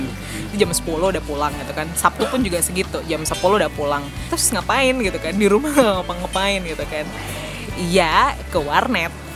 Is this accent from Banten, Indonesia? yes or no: no; Malang, East Java, Indonesia; moved away as an adult; now in Surabaya, Indonesia; Aku asli Malang, aku lahir tumbuh di Malang